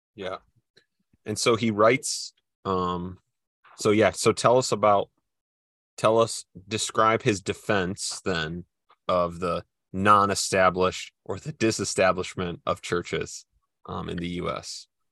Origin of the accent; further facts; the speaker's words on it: Midwest, United States; I'm from the Midwest